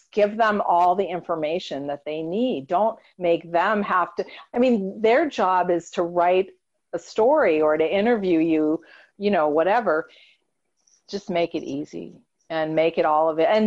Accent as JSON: {"language": "English", "region": "New York", "country": "United States", "tie": "born there", "said": "I was born in New York."}